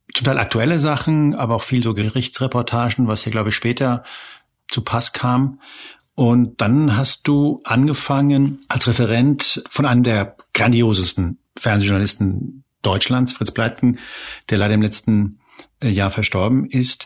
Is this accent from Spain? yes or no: yes; Spain; now in Germany; ich bin ja gebürtig aus Spanien